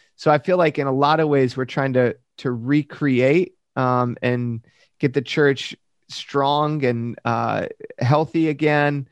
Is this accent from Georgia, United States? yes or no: no; Michigan, United States; moved away; I grew up in Michigan